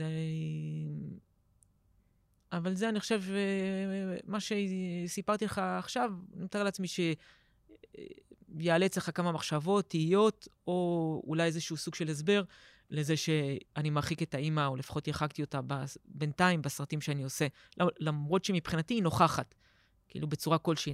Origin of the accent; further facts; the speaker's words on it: Herzliya, Tel Aviv District, Israel; גדלתי בהרצליה